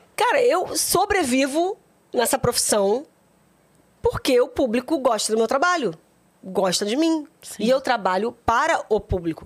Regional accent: Rio de Janeiro, Brazil; also born or lived in Duque de Caxias; meus pais já moravam em Pilares, que era é a zona norte do Rio de Janeiro. Aí, de lá, a gente foi morar no meier

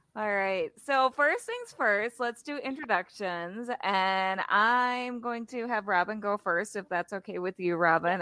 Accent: Wisconsin, United States; I'm from Wisconsin

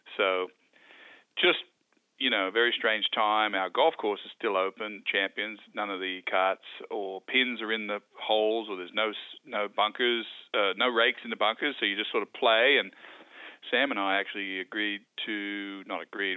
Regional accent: Wagga Wagga, New South Wales, Australia; When I grew up, when I was a boy, growing up in Wagga, uh, Wagga Wagga

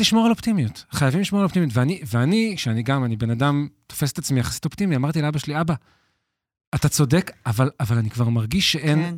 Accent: Hod HaSharon, Central District, Israel; also born or lived in Tel Aviv; now in Ramot HaShavim, Israel; אנחנו מהוד השרון במקור, אני גר היום

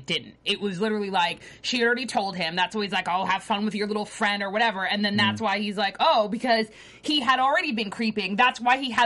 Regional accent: Boston, Massachusetts, United States; I'm from Boston

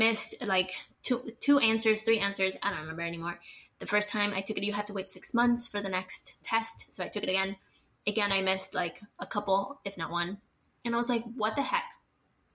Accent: Mexico City, Mexico; moved away as an adult; now in United States; I am 100% bilingual, because I grew up in Mexico City

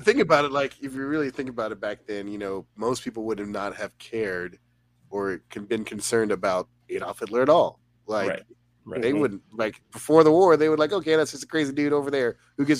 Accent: United States; I'm from America

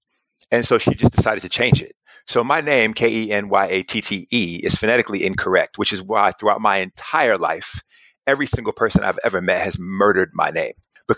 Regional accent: Charlotte, North Carolina, United States; moved away as an adult; also born or lived in Geneva, Switzerland; now in United Kingdom; I grew up in Charlotte, North Carolina, and I was a shy kid growing up, super skinny

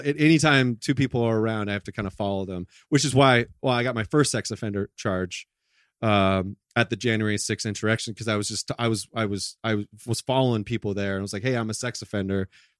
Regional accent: California, United States; I'm from Orange County.

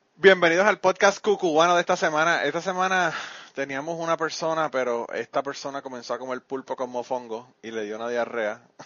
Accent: Puerto Rico; now in Kentucky, United States; cuando estaba en Puerto Rico

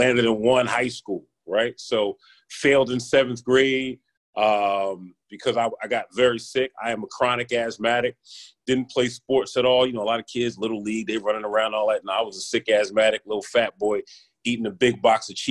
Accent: Philadelphia, Pennsylvania, United States; When I grew up here in the city of Philadelphia, life was real.

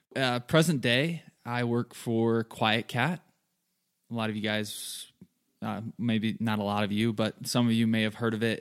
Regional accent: southern Michigan, United States; moved away as an adult; now in Colorado, United States; I'm originally from Michigan. Grew up there in a small town, southern Michigan, lots of farm fields

